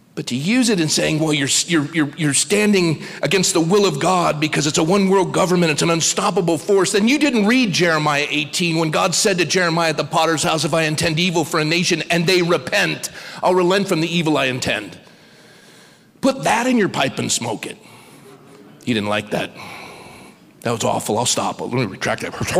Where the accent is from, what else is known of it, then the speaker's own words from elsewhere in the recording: United States; I'm an American